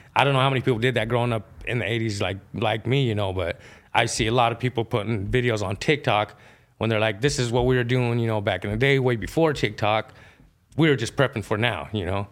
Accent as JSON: {"language": "English", "region": "Idaho", "country": "United States", "tie": "born or raised there", "said": "I was born in Idaho, born and raised, you know, native side and my Mexican side"}